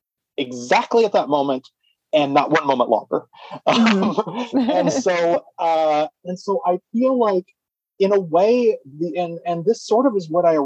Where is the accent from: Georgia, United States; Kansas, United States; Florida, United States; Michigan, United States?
Kansas, United States; Wichita; moved away as an adult; now in New York City, United States; I was born and raised in Wichita, Kansas. And yes. Then I moved to New York when I was 30